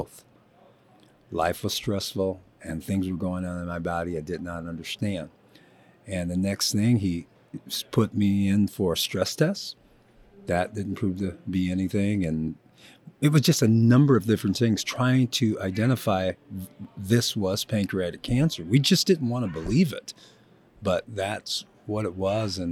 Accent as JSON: {"language": "English", "town": "Joliet", "region": "Illinois", "country": "United States", "tie": "born or raised there", "moved": "as an adult", "said": "I grew up in Joliet, Illinois, family of eight, hardworking Midwestern family."}